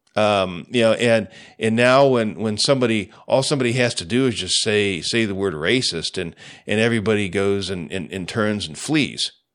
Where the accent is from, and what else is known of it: United States